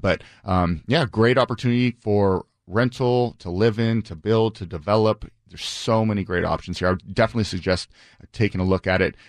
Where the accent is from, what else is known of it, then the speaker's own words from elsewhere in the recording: Bainbridge Island, Washington, United States; I grew up on Bainbridge